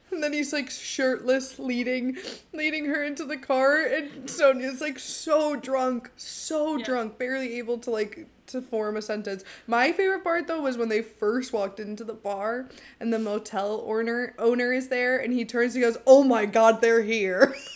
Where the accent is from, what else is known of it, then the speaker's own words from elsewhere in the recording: Medway, Massachusetts, United States; I'm from good old Medway, Massachusetts, teeny tiny town